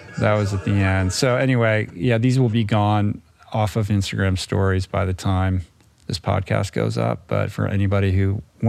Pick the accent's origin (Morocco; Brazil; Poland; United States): United States; Washington, District of Columbia; I'm old enough to have lived through a significant portion of the Cold War as a kid growing up in Washington, D.C., where basically politics is all anybody talks about.